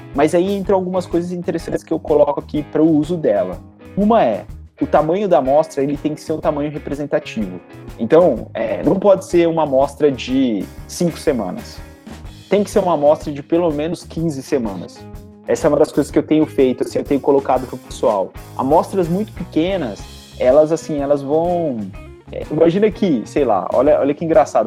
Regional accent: Bauru, São Paulo, Brazil; eu sou eu sou de Bauru, né? Sou filho da Unesp lá de Bauru

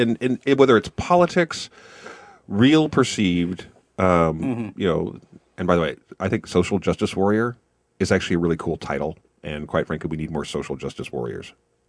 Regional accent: Kansas, United States; now in Missouri, United States; We are in Missouri. I'm from Kansas. I get to have I can see Kansas from here, essentially. And I get to watch my home state burn

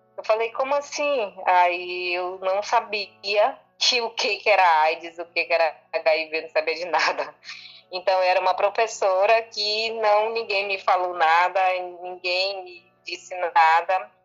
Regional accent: Manaus, Amazonas, Brazil; eu sou daqui de Manaus, Amazonas.

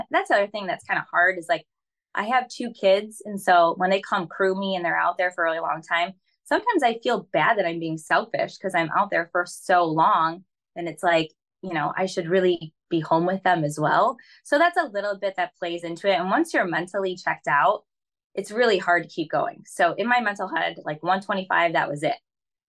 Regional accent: Michigan, United States

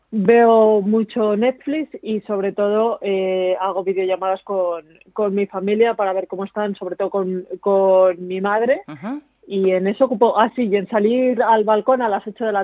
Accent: Valladolid, Castile and León, Spain; born there; Pero yo nací en Valladolid

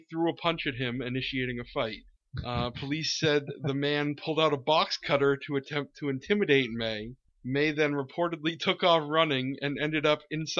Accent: New Hampshire, United States; my home state of New Hampshire

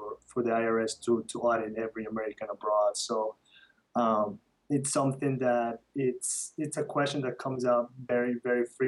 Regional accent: Quito, Pichincha, Ecuador; moved away; I was born and raised in the north side of Quito, and I love Ecuador.

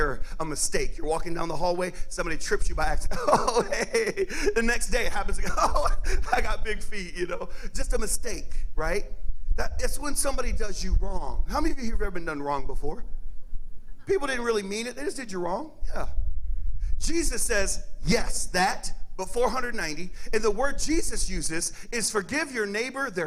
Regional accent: Cajun, Louisiana, United States; I'm Cajun

